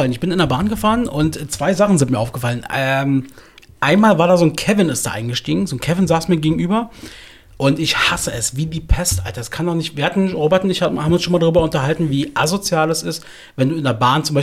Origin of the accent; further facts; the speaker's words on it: Berlin, Germany; Äh, ich komme aus Südberlin.